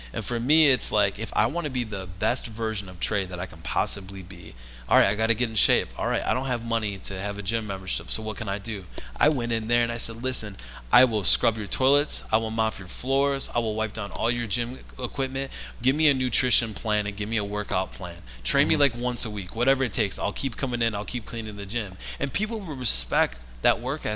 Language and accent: English; Rochester, Michigan, United States; I'm from Rochester, Michigan